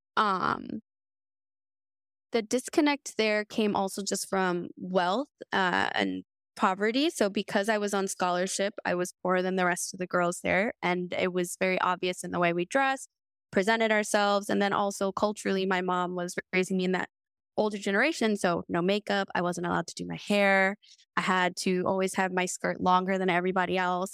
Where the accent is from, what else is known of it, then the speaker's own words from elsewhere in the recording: American South, United States; I not only grew up in two, three different worlds, navigating not, like, just American, but Southern, Peruvian culture